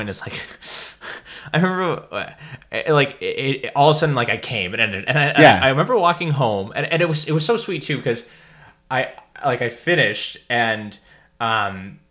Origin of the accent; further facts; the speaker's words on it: Toronto, Ontario, Canada; I grew up like between like Bloor and Sheppard